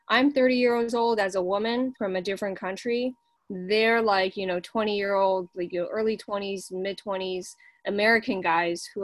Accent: China; English is a second language; now in United States; I grew up in China

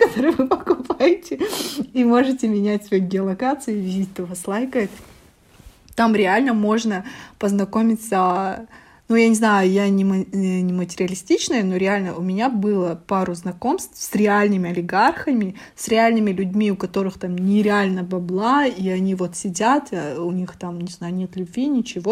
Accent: Almaty, Kazakhstan; also born or lived in Astana, Kazakhstan; когда вернулась как раз в Алматы, а я четыре года училась в Астане

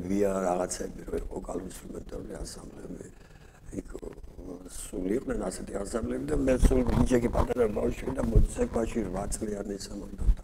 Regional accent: Kutaisi, Imereti, Georgia; მე გავიზარდე ქუთაისში ასეთი გარეუბანი არის ბუმატკისი დასახლება

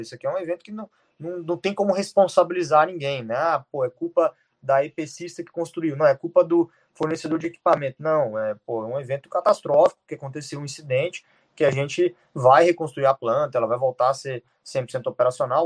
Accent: Goiânia, Goiás, Brazil; eu sou goiano também

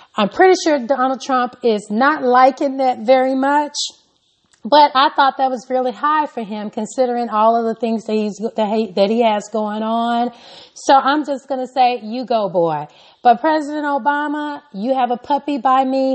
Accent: Arkansas, United States; I was born and raised in Arkansas

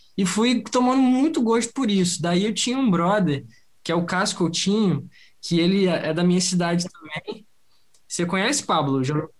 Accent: Rio de Janeiro, Brazil; eu sou do Rio de Janeiro

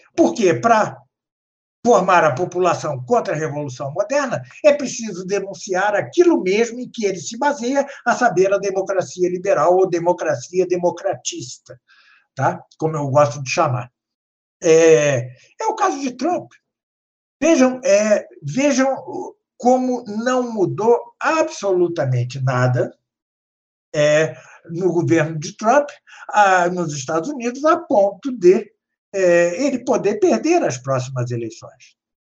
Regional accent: Brazil; nós que somos brasileiros

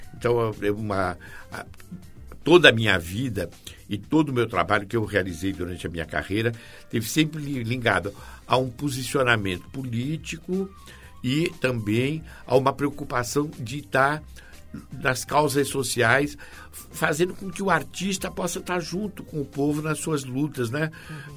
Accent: Santos, São Paulo, Brazil; Eu sou natural de Santos

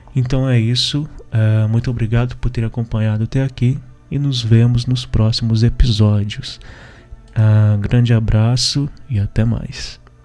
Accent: interior of Minas Gerais, Brazil; eu particularmente sou do interior de Minas

